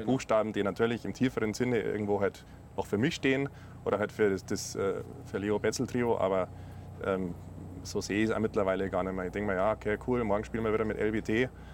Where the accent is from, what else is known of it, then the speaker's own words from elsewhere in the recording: south of Munich, near Rosenheim, Bavaria, Germany; wir auch äh, quasi, ich äh, glaube, Luftlinie irgendwie so ein Kilometer oder was voneinander aufgewachsen sind. Äh, südlich von München, ja, in der Nähe von Rosenheim